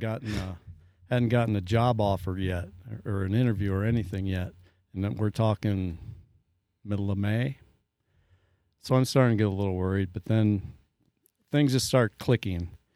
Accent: New Hartford, Iowa, United States; moved away; I grew up in New Hartford, went to school all thirteen years in the same building

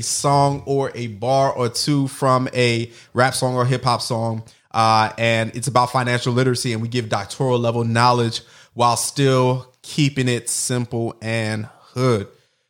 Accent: Brooklyn, New York, United States; Yo, real talk, I was born in Brooklyn, you know, raised in New York for, you know, the earliest portion of my life.

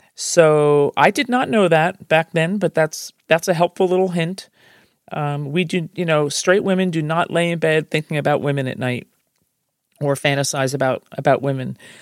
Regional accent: New Jersey, United States; I'm from Jersey

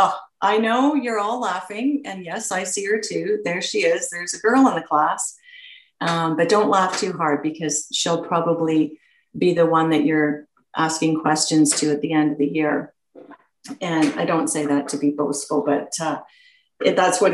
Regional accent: Peterborough, Ontario, Canada; I was born and raised in Peterborough, and I went to Adam Scott Collegiate.

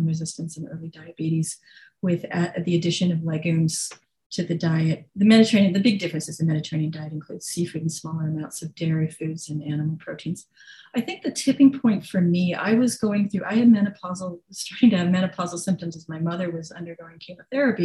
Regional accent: British Columbia, Canada; I grew up in British Columbia

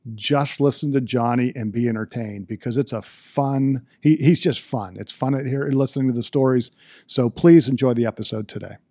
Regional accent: Johnstown, Pennsylvania, United States; I grew up in Johnstown

